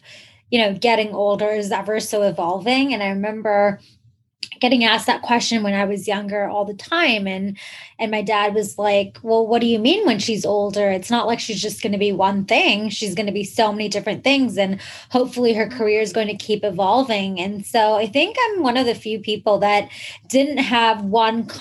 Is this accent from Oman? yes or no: yes; Oman; moved away as an adult; also born or lived in Canada; I was actually born and raised in the Middle East, in this like small country called Oman, which is between Yemen and Dubai